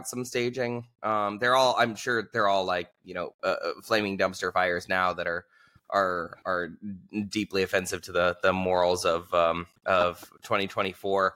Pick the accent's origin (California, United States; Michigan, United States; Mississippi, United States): California, United States; Southern; moved away as an adult; also born or lived in Los Angeles / Albania / Iraqi Kurdistan; I grew up in Southern California